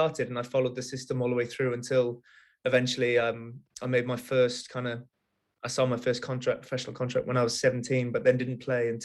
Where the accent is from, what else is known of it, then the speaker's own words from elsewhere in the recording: Wales, United Kingdom; I grew up in Wales. I'm Welsh, and rugby is kind of the main sport in Wales.